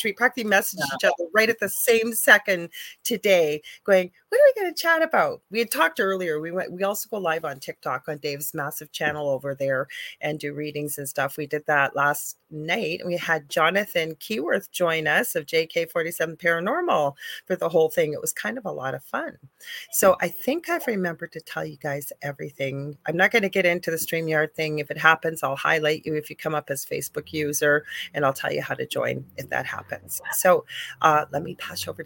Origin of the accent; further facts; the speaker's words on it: Canada; I'm a Canadian clairvoyant medium